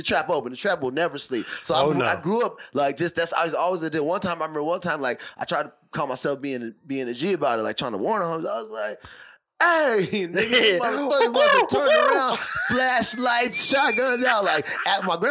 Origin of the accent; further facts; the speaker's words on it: Tucson, Arizona, United States; now in Singapore; I grew up, you know, we're from Tucson. So we grew up by a lot of West Coast